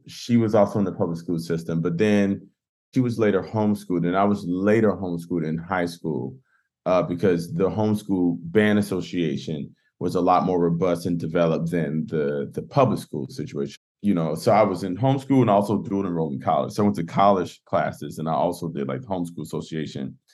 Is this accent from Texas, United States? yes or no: no; Pensacola, Florida, United States; also born or lived in Cleveland / New York; now in Nashville, United States; I grew up in Pensacola, Florida, youngest of six kids, pastor's child